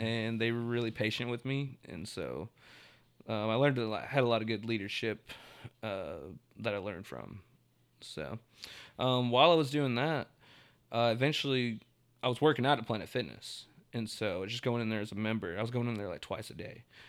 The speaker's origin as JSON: {"language": "English", "town": "Tulsa", "region": "Oklahoma", "country": "United States", "tie": "born or raised there", "said": "I'm from Tulsa, like, born and raised"}